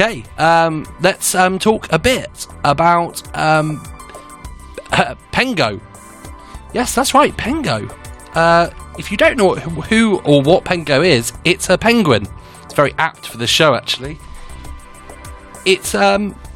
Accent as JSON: {"language": "English", "region": "England", "country": "United Kingdom", "said": "That's just my Englishness coming out"}